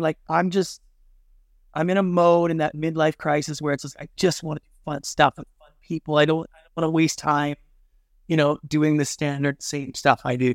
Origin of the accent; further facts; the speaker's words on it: Canada; moved away as an adult; now in Los Angeles, United States; I'm Canadian by birth